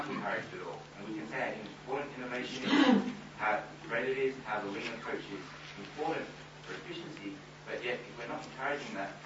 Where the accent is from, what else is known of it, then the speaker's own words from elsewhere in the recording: Australia; I'm an Australian doctor